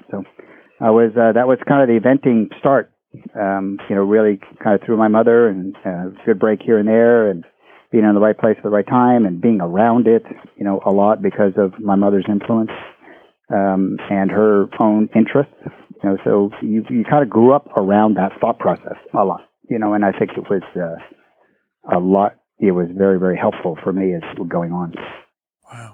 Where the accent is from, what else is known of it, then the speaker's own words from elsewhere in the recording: Gaithersburg, Maryland, United States; I grew up in the Maryland area, Gaithersburg, Maryland